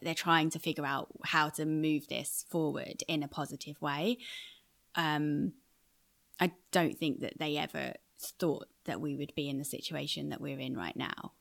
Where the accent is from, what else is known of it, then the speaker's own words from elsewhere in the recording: United Kingdom; moved away as an adult; also born or lived in Iraq; now in New York, United States; being a Brit in New York